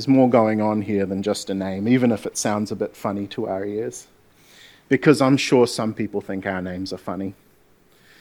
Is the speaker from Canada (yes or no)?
no; Gisborne, New Zealand; I'm from Gisborne